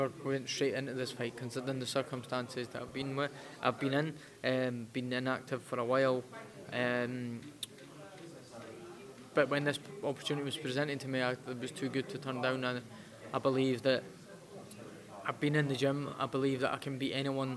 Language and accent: English; Edinburgh, Scotland, United Kingdom; back home in my hometown in front of my home fans